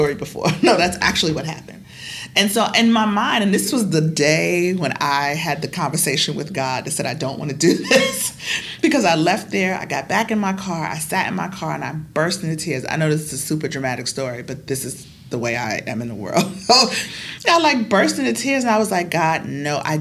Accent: United States; as an American

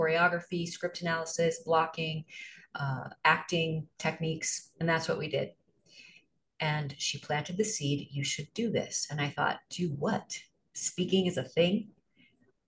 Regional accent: Arnold, Missouri, United States; moved away as an adult; also born or lived in New York City; I am from Missouri. I grew up on a farm in a small town 20 miles south of St. Louis called Arnold, Missouri.

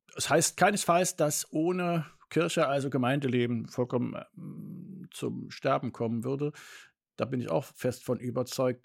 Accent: Northern Germany, Germany; moved away; in Norddeutschland, da wo ich aufgewachsen bin und konfirmiert bin

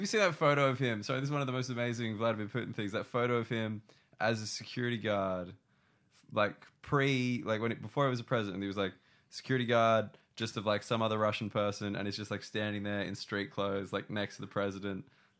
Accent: Concord, New South Wales, Australia; I grew up in Concord

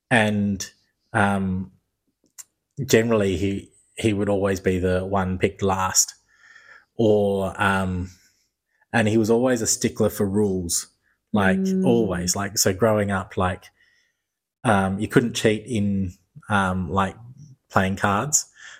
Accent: Perth, Western Australia, Australia; We grew up in Perth.

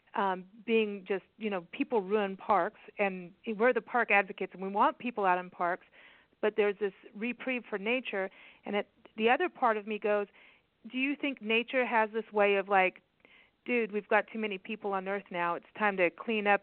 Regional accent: Kenya; when I was a kid, I, you know, and growing up in Kenya

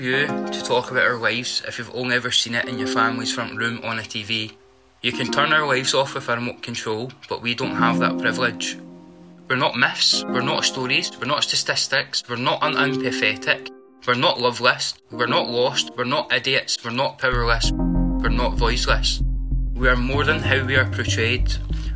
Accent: Livingston, Scotland, United Kingdom; I'm from Livingston originally. Livingston's just a really nice place to be, a proper community-spirited sort of area. Everyone's here to help each other. Like, when I've been going to school here when I was younger and stuff, it's just a generally nice place to sort of grow up

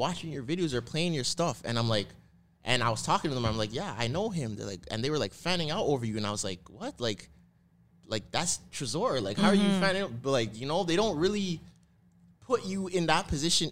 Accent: Toronto, Ontario, Canada; I'm from Toronto

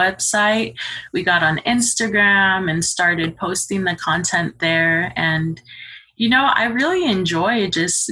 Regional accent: Casa Grande, Arizona, United States; I'm originally from Casa Grande, Arizona

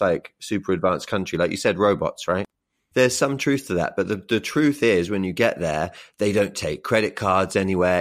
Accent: Oxfordshire, South East England, United Kingdom; also born or lived in Brighton / Tokyo, Japan; now in London, United Kingdom; I'm from Oxfordshire and I lived in Brighton for a long time

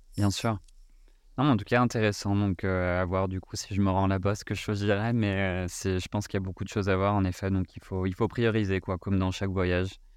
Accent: France; en tant que Français

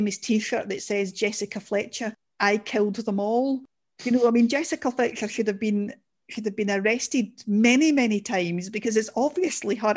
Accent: Glasgow, Scotland, United Kingdom; I'm a Glaswegian and a Scottish person

